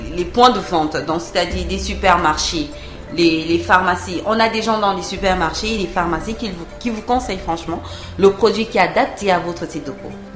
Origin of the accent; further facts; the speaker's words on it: Cameroon; ici chez nous au Cameroun